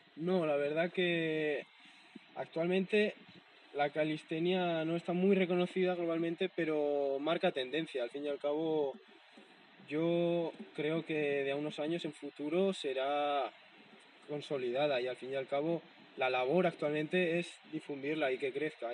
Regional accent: Navarre, Spain; moved away; mi pueblo, en Navarra

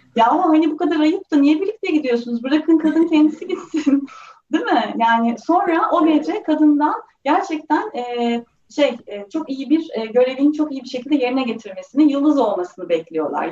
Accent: Turkey; ben de bu topraklarda büyüdüm

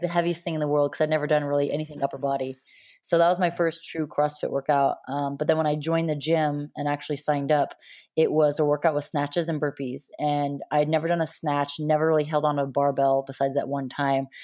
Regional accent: Montana, United States; also born or lived in La Jolla, California; I grew up most of my life in Montana

